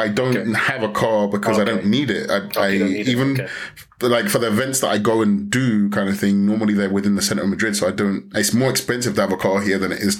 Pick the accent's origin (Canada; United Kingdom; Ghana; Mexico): Ghana; now in Spain; So in terms of being a Ghanaian, being able to kind of connect with Ghanaian culture